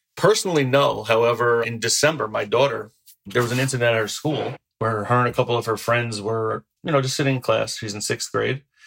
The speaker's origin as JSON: {"language": "English", "town": "New Rochelle", "region": "New York", "country": "United States", "tie": "born or raised there", "said": "I grew up in New Rochelle and it's a very large city"}